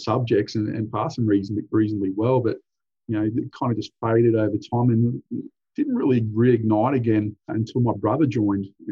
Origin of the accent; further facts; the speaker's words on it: Central Coast, New South Wales, Australia; also born or lived in Hunter Valley, New South Wales; I grew up primarily on the central coast of New South Wales. Moved here in 1986.